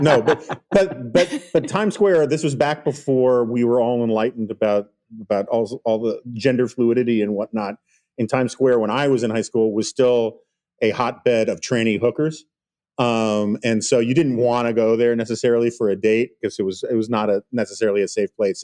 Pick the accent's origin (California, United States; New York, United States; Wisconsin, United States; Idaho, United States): New York, United States; New York City; I grew up in New York City in the eighties